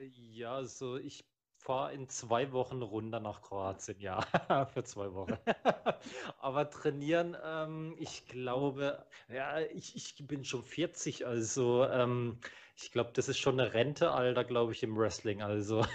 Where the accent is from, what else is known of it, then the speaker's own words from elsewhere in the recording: Germany; ich bin ja hier in Deutschland geboren